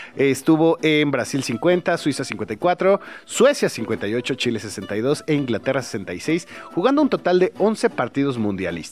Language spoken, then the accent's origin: Spanish; Chilango, Mexico City, Mexico; todos los que somos chilangos